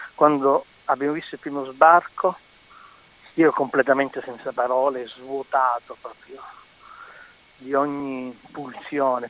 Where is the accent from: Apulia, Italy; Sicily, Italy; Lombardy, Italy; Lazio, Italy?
Sicily, Italy; Palermo; accent: Palermitan dialect; il dialetto palermitano e proprio il mio dialetto